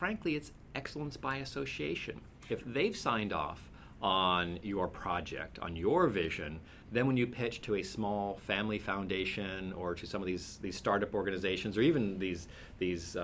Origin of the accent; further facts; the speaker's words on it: Cupertino, California, United States; I was raised in Cupertino in California